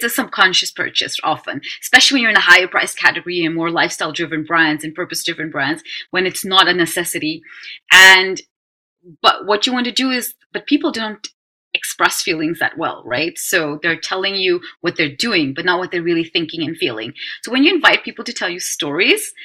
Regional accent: Netherlands; I'm being born and raised in Holland and with an Indian background

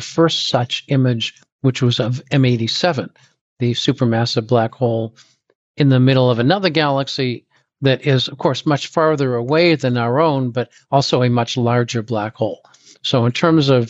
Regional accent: Boston, Massachusetts, United States; also born or lived in Dorchester / Newton; I grew up in Boston

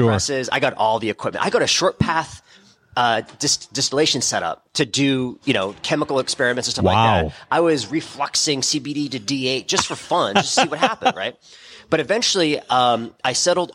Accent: Tewksbury, Massachusetts, United States; I grew up in Tewksbury

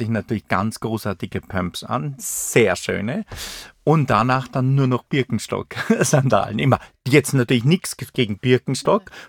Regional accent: Saalfelden, Salzburg, Austria; also born or lived in Zell am See; Äh, Zell am See ist mein Geburtsort. Aufgewachsen bin ich aber in Saalfelden. Das ist im Pinzgau. Das ist ein äh, Teil von Salzburg-Land.

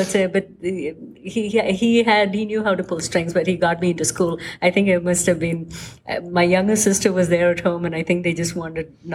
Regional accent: Kerala, India; even though my home state of Kerala um, is the only state that does a higher female to male

